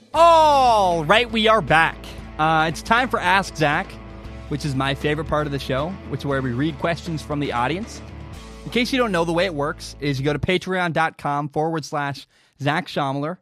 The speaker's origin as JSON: {"language": "English", "town": "Portland", "region": "Oregon", "country": "United States", "also_born_or_lived": "Washington", "said": "I'm from Portland, Oregon"}